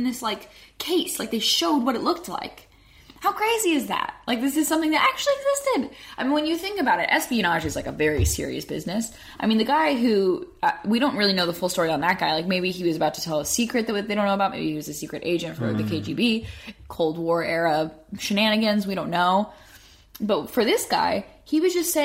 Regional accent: United States; we, as an American people

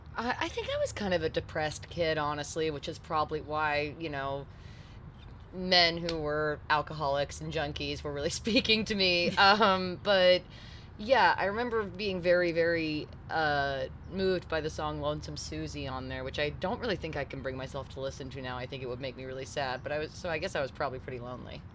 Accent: New York City, New York, United States; moved away as an adult; also born or lived in England; now in Nashville, United States; I grew up in in New York City

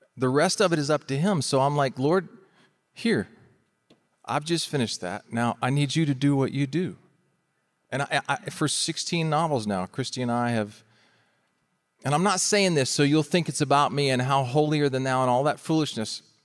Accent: Florida, United States; we're from Florida

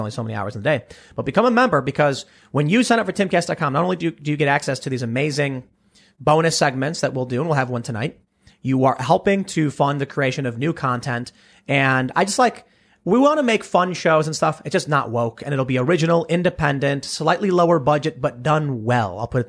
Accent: Chicago, Illinois, United States; at least maybe it's growing up on the South Side of Chicago, where they're like, you know, stay out of gangs, kids, and don't do drugs.

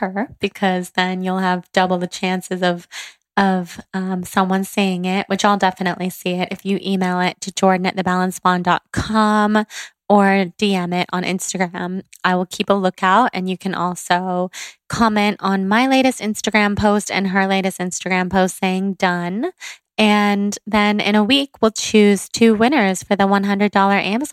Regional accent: Northern California, United States; growing up in Northern California

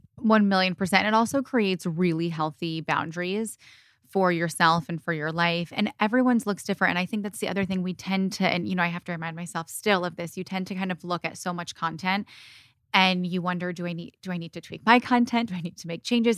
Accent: Michigan, United States; also born or lived in Indiana; now in California, United States; I grew up in Michigan with my mom and my siblings. I was born and raised there, and I split my time between Michigan and California

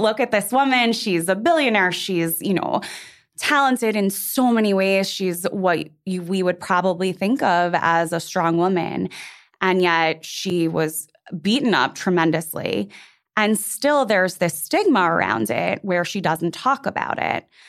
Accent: New York City, New York, United States; I just turned 37 and I, like you, am from New York City

